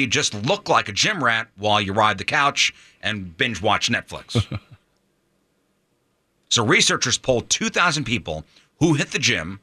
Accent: East Coast, United States; now in St. Louis, United States; Growing up on the East Coast

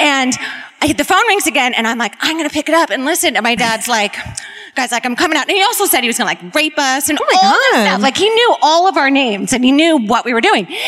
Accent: Bakersfield, California, United States; I'm from Bakersfield

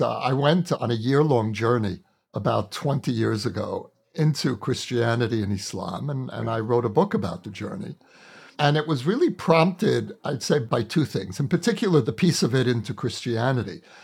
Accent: New York City, New York, United States; now in Jerusalem, Israel; when I lived in America, growing up in the Orthodox neighborhood of Borough Park in Brooklyn

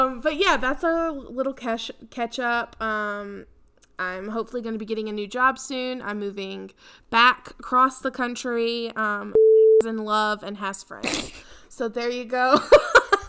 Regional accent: Georgia, United States; moved away as an adult; I am moving back to Georgia

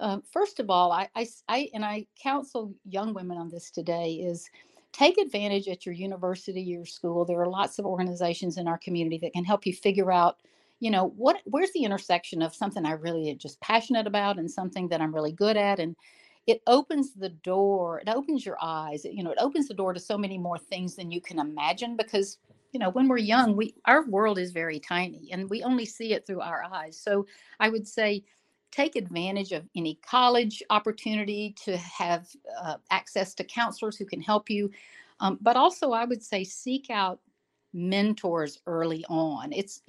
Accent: Jackson, Mississippi, United States; moved away as an adult; also born or lived in Vicksburg / Memphis; now in Miami, United States; actually born in the heart of the South in Vicksburg, Mississippi, grew up in Jackson. I still call that my hometown.

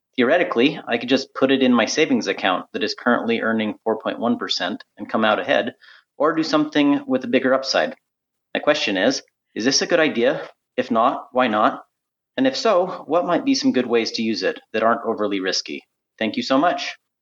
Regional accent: United States; moved away as an adult; now in Middle East; I'm an American working in the Middle East

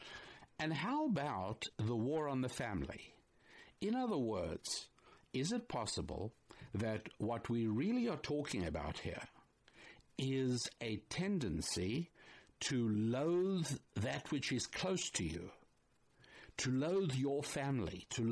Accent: United States; me, as an American

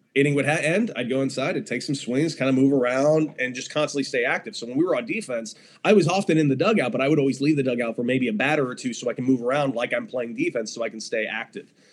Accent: Los Angeles, California, United States; Growing up in Los Angeles

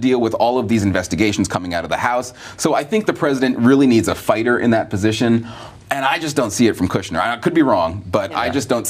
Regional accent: California, United States; now in Washington, D.C., United States; I live in D.C. and I'm from California.

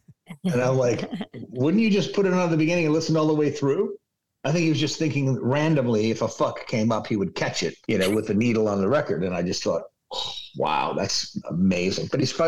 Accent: Detroit, Michigan, United States; also born or lived in Milwaukee; But no, I was born in Milwaukee, raised in Detroit.

